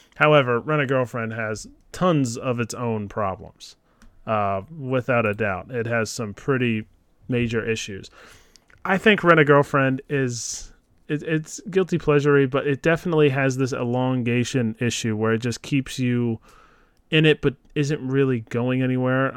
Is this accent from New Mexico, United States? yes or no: no; Philadelphia, Pennsylvania, United States; I'm from Philadelphia